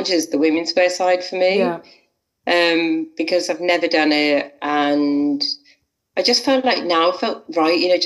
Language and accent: English; Liverpool, North West England, United Kingdom; also born or lived in Manchester; I'm from Liverpool